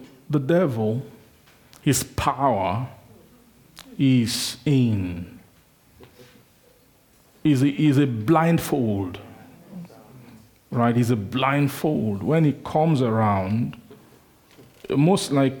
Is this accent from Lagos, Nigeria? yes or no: no; Benin City, Edo, Nigeria; I grew up in Benin, in Nigeria.